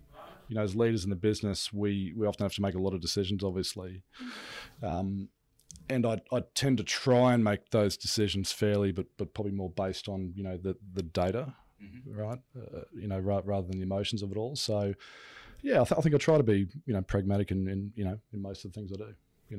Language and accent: English; Brisbane, Queensland, Australia; also born or lived in California; Yeah, Brisbane, Australia. Yep.